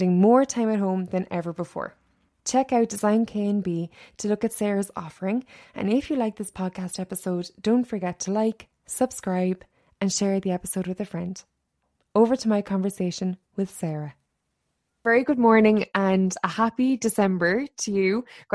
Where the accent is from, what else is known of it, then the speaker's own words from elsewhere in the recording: Ireland; also born or lived in New York; I'd grown up in a country where, like, you buy one sofa and that does you for your entire lifetime